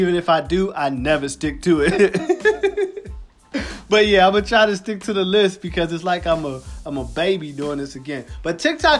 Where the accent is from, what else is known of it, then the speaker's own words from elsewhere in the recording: Philadelphia, Pennsylvania, United States; I grew up in Philadelphia